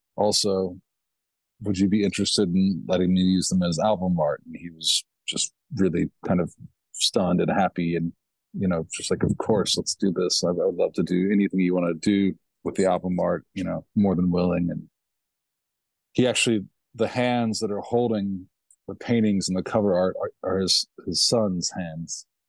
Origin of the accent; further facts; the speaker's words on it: Kentucky, United States; where I was raised was a little town, Kentucky